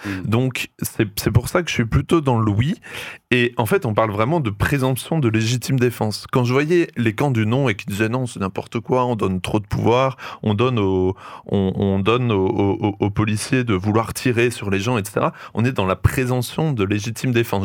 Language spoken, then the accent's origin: French; France; chez nous en France